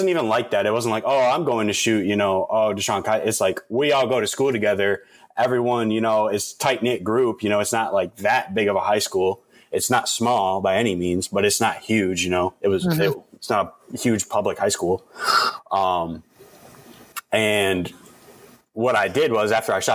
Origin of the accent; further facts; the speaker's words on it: Toledo, Ohio, United States; moved away; I went to Toledo Central Catholic, in my hometown